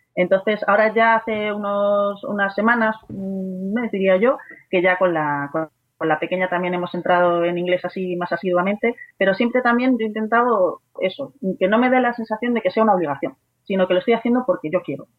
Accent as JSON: {"language": "Spanish", "town": "Madrid", "region": "Community of Madrid", "country": "Spain", "said": "soy de Madrid"}